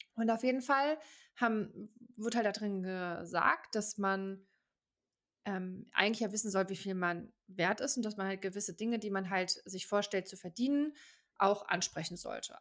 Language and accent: German; Germany; moved away as an adult; now in Switzerland; als Deutscher